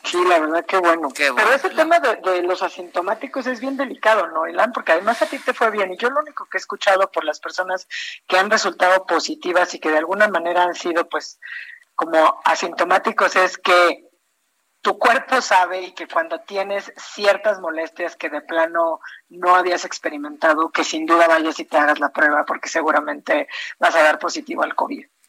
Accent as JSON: {"language": "Spanish", "country": "Mexico", "said": "como mexicanos"}